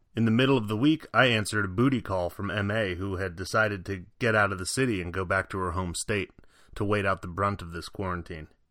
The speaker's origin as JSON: {"language": "English", "region": "Virginia", "country": "United States", "tie": "born or raised there", "also_born_or_lived": "Chicago", "moved": "yes", "said": "back in my home state of Virginia"}